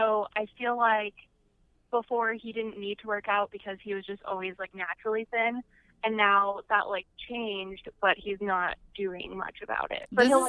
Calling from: Oklahoma City, Oklahoma, United States; From Oklahoma City.

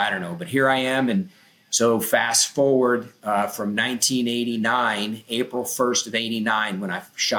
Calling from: Okeechobee, Florida, United States; I'm in Okeechobee, Florida, Central Florida.

